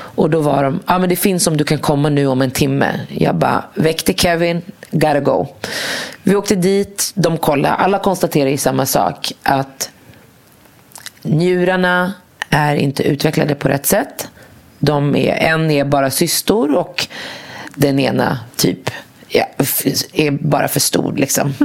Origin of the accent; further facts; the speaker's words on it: Morocco; now in Sweden; jag kommer från Marocko